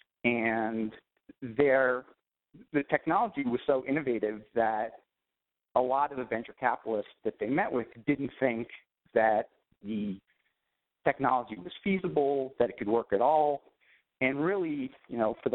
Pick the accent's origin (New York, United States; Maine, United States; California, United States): New York, United States; outside of; moved away as an adult; also born or lived in South Africa / Japan / Silicon Valley; I grew up outside of New York during the 1980s